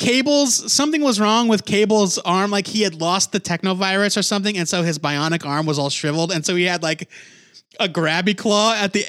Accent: United States; I'm also American.

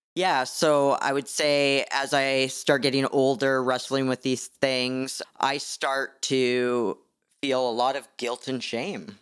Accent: Canada; being Canadian.

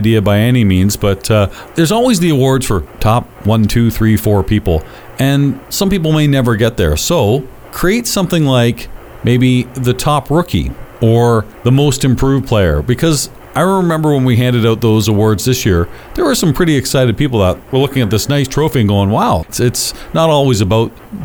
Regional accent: London, Ontario, Canada; I'm born and raised in London, but I don't live in the city anymore.

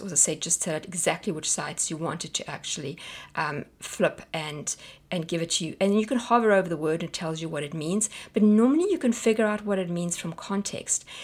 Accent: South Africa; moved away; we're South African

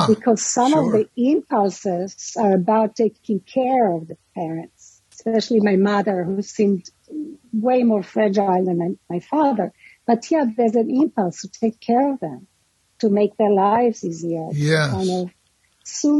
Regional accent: Israel; now in New York, United States; Israel. I was born in Israel

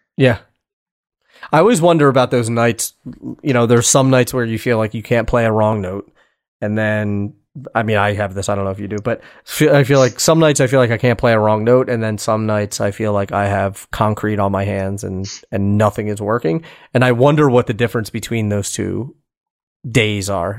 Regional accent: Philadelphia, Pennsylvania, United States; I'm from Philadelphia.

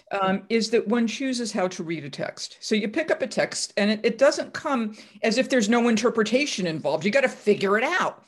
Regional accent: Massachusetts, United States; I'm from Massachusetts

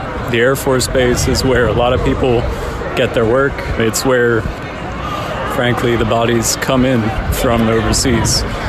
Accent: Dover, Delaware, United States; I'm from Delaware, Dover.

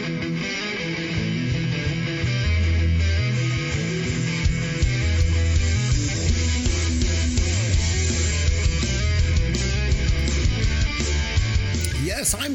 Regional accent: Canada; we're from Canada

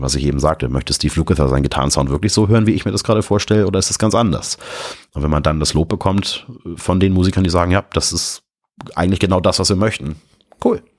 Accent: Hamburg, Germany; Und jetzt komme ich da als Hamburger Hillbilly

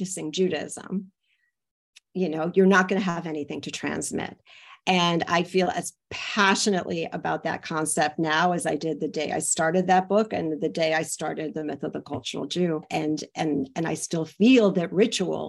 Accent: Elizabeth, New Jersey, United States; now in Chicago, United States; I grew up in Union and in Elizabeth, New Jersey.

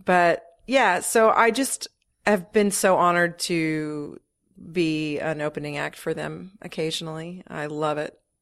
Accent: Texas, United States; moved away as an adult; also born or lived in Ohio / Los Angeles / Australia; now in New York, United States; I moved when I was five to Texas, so I consider Texas kind of my, my home

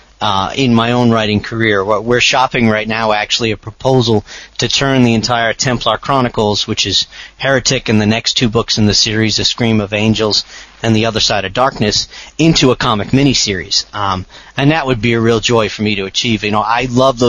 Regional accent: outside of Boston, Massachusetts, United States; now in Phoenix, United States; I'm a New Englander at heart. I grew up outside of Boston, Massachusetts

